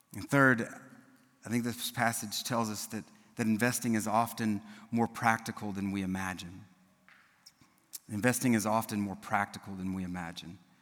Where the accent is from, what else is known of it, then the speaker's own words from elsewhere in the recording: South Louisiana, United States; I'm from South Louisiana